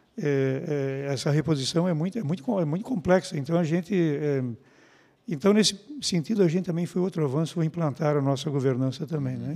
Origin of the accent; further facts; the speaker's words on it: São João Batista, Santa Catarina, Brazil; moved away; eu sou um menino que vim lá de São João Batista